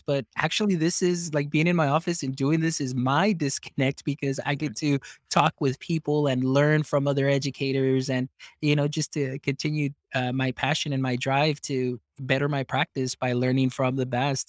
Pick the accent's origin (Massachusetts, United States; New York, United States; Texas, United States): Texas, United States; deep South; first language Spanish; English is a second language; growing up here in Texas, and I'm deep South Texas. I'm along the side of the border from Mexico, so Spanish was my very first language